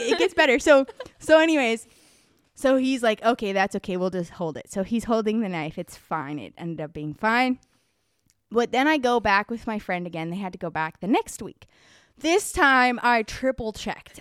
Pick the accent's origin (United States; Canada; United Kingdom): United States; Arizona; now in Prague, Czech Republic; so I grew up in Arizona